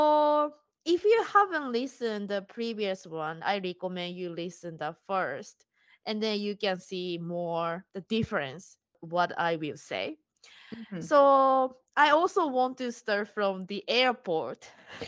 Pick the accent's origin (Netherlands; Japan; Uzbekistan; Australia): Japan; English is a second language; now in United States; I'm Japanese and I'm living in US.